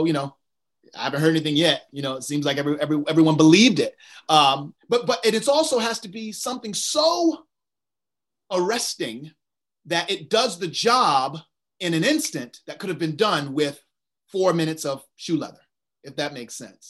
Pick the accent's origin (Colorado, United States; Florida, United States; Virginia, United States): Virginia, United States; I'm from Virginia